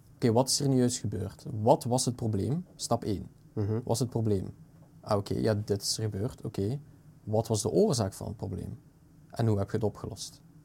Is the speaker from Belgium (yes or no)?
yes; Belgium; We zijn een tweetalig land. Eigenlijk een mhm. beetje drietalig met dat Duits mini-gedeelte